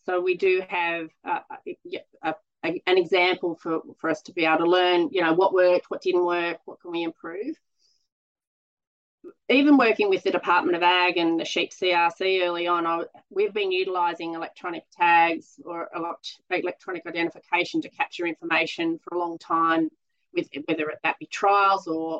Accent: Monaro, New South Wales, Australia; So my background, I grew up on the Monero. We've got a grazing property down there, sheep and cattle. My father and brother are still down there farming. And so I grew up pretty well involved in the farm.

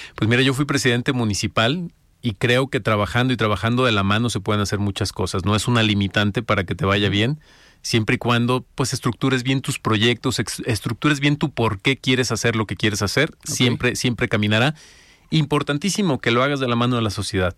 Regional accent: Los Altos de Jalisco, Mexico; vengo de los Altos de Jalisco

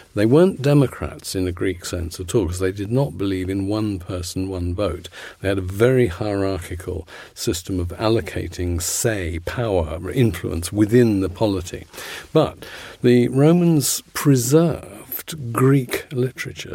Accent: London, United Kingdom; I come from Putney and the church, Saint Mary's on Putney Bridge, is still there

